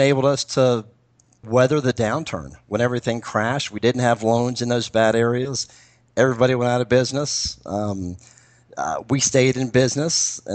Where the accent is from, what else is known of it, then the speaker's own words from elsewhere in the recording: Florida, United States; now in Atlanta, United States; I'm from Florida originally and have a lot of contacts there and know that market.